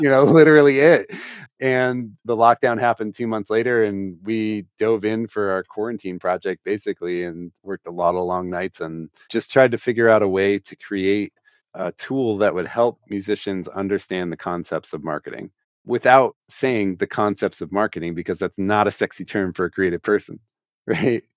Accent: Columbus, Ohio, United States; my hometown here

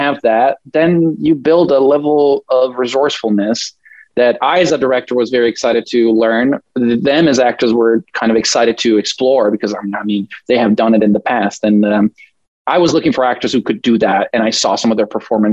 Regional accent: Italy; I grew up in a very Catholic town environment. I'm from Italy

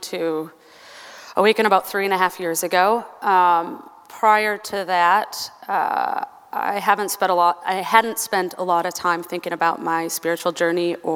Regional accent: Albert Lea, Minnesota, United States; I grew up in a small town, Albert Lea, Minnesota, which is about an hour and a half south of here

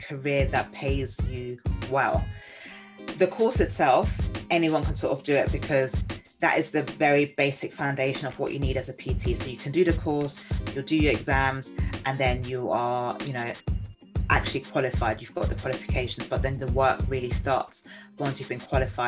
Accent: Nigeria; growing up it was very much like, you know, being Nigerian

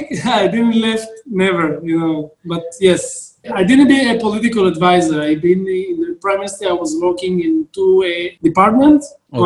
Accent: Tirat Carmel, Haifa District, Israel; I'm born in Tirat HaKarmel. It's a small town, you know, in the 80s, 90s, you don't have something to do. You go to the Scout and Beitar and Bnei Akiva and whatever you have in the small area that you live in.

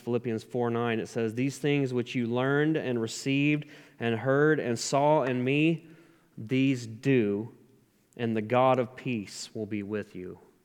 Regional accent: South Carolina, United States; moved away as an adult; also born or lived in Tennessee; I moved out of my home state, South Carolina, to go to a, a faith-based Christian recovery program in Tennessee

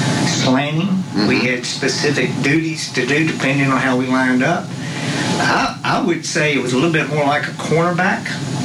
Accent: Salem, Virginia, United States; also born or lived in Saltville, Virginia / Johnson City, Tennessee; I was born in a place everybody knows where it is. It's called Saltville, Virginia, near Abingdon. Early on, moved to East Tennessee, Johnson City, and then 1959, our family moved here

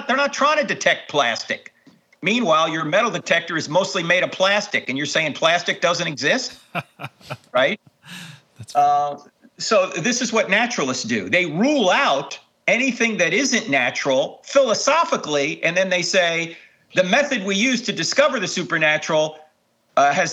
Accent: Jersey Shore, New Jersey, United States; I grew up on the Jersey Shore

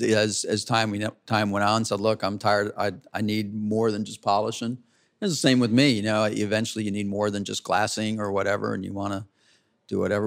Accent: Cocoa Beach, Florida, United States; now in Buxton, United States; I grew up in Cocoa Beach, uh, Cocoa Beach, Florida

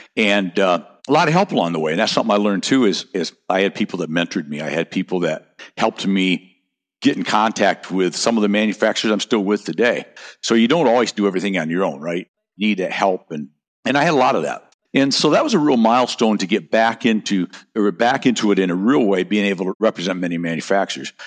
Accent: North Country, United States; now in Naples, Florida, United States; I grew up in the North Country

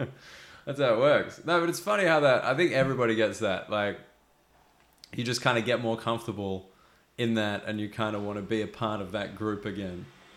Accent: Australia; moved away

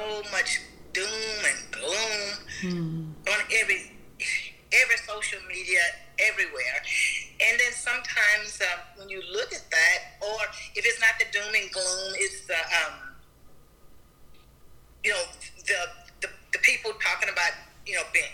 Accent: Galena Park, Texas, United States; I grew up in the state of Texas in a small city called Galena Park. It's right on the outskirts of Houston

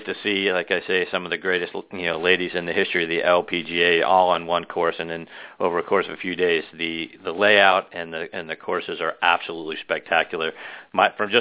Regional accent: Pittsburgh, Pennsylvania, United States; moved away; also born or lived in Boston; I'm from Pittsburgh, but I spent several years of my life in Boston back in the 80s

